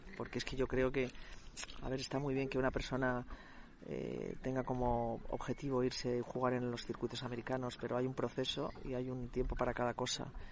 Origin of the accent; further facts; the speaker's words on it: Spain; ya sabes cómo somos los españoles